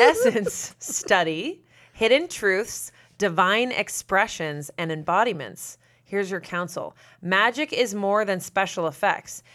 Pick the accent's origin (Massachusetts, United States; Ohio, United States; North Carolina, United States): Massachusetts, United States; I'm from, I'm from Massachusetts, very close to Salem. Like, I grew up in spooky Massachusetts with, like, fog over the ocean